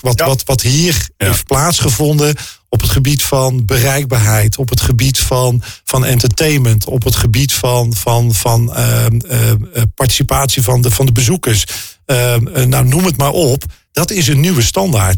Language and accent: Dutch; North Brabant, Netherlands; Weet je, ik kom uit Brabant. en ehm, daar vieren wij carnaval.